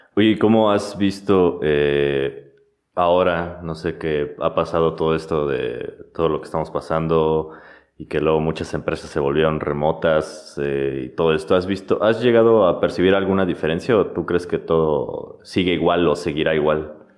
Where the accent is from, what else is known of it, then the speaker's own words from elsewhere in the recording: Mexico; somos de México exactamente